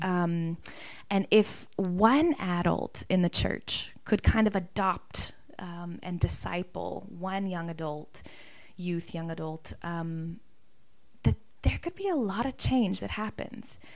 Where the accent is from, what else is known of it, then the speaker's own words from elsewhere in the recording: Atlanta, Georgia, United States; moved away as an adult; also born or lived in Birmingham, Alabama; now in Cape Town, South Africa; I am originally from Atlanta, Georgia and um, grew up in a very diverse part of the city.